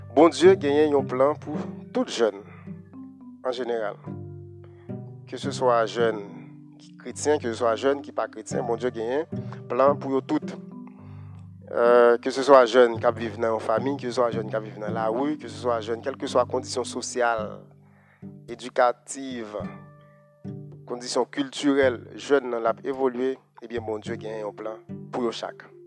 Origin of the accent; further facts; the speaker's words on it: Haiti; chez nous en Haïti